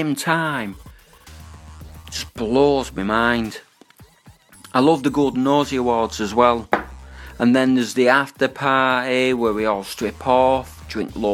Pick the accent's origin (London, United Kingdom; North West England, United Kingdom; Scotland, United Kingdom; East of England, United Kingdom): North West England, United Kingdom; Manchester; I am from Manchester in England